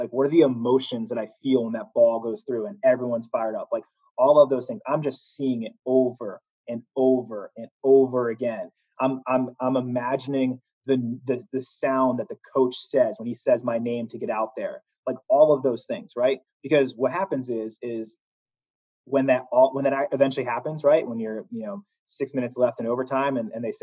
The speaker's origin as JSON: {"language": "English", "region": "Connecticut", "country": "United States", "moved": "yes", "said": "I'm from Connecticut originally"}